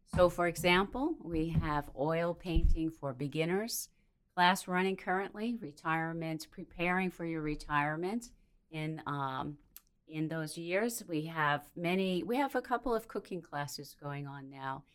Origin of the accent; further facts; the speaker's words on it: Minnesota, United States; moved away as an adult; now in New Bern, United States; So I hail from Minnesota.